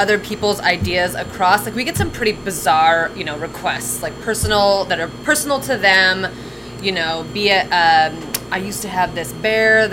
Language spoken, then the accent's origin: English; outside of Seattle, Washington, United States; also born or lived in California; We moved, from California when I was pretty young, and then to a little smaller town outside of Seattle